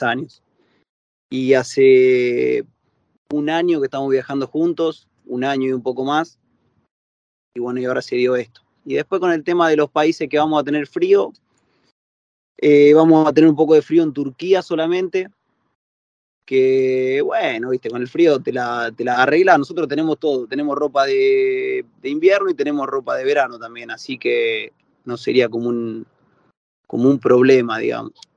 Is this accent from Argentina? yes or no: yes; Laboulaye, Córdoba, Argentina; moved away as an adult; nosotros somos los tres de La Boulaye, del sur de Córdoba